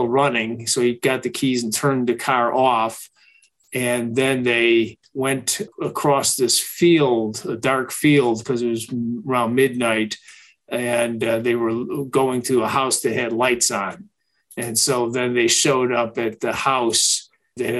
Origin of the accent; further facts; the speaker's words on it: Chicago, Illinois, United States; moved away as an adult; now in Atlanta, United States; I'm from Chicago, worked at a paper there